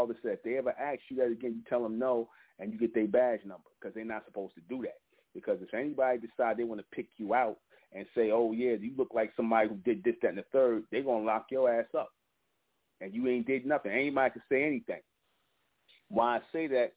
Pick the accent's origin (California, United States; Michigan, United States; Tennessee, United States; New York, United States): New York, United States; New York City; I grew up in Brownsville, East New York